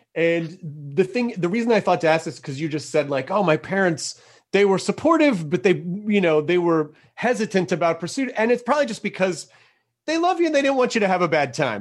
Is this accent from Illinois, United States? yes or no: no; Tennessee, United States; I'm I'm from Tennessee